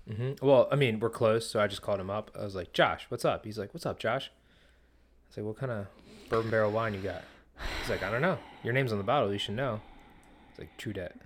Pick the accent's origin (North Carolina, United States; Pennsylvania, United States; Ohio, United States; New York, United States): Pennsylvania, United States; growing up in Pennsylvania